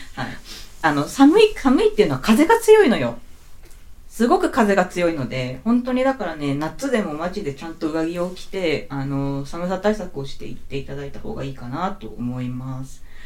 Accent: Hokkaido, Japan; 私北海道出身なんですよね。はい。北国生まれでござ

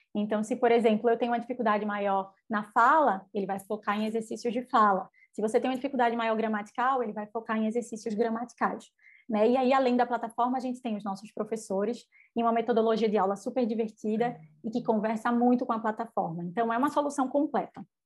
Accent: Recife, Pernambuco, Brazil; accent: nordestino; sou nordestina, o sotaque não me deixa mentir, né? Com muito orgulho, recifense de sangue, de criação

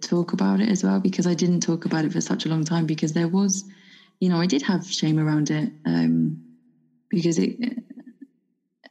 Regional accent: United Kingdom; moved away; being a Brit who doesn't drink alcohol, especially living in a foreign country.

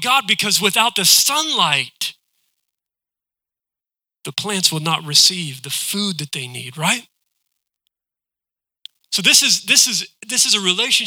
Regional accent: West Virginia, United States; now in Ohio, United States; I'm from West Virginia

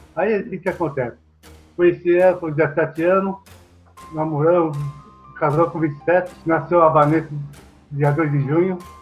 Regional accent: Japan; moved away; eu nasci no Japão

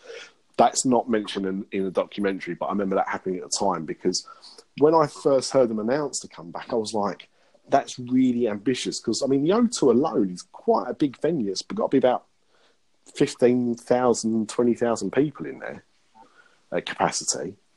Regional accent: London, United Kingdom; I'm from London. I'm all about London. Black cabs, London Bridge.

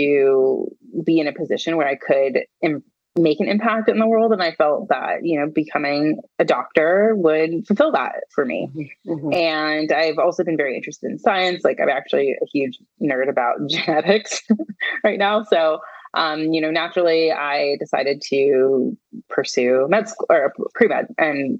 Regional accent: California, United States; I grew up in California, born and raised

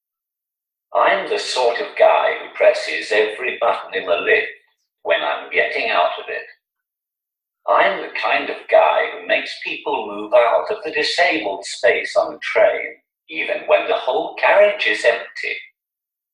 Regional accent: Newcastle upon Tyne, North East England, United Kingdom; accent: Geordie; I'm from Newcastle.

